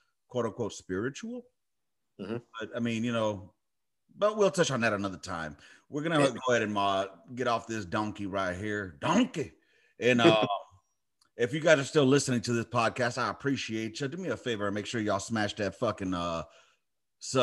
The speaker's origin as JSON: {"language": "English", "town": "Los Angeles", "region": "California", "country": "United States", "tie": "born or raised there", "said": "I grew up in South Central"}